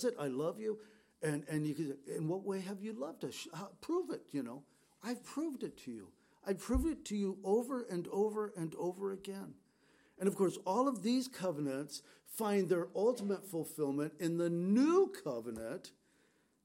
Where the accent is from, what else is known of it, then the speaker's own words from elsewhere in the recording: San Diego, California, United States; We grew up in San Diego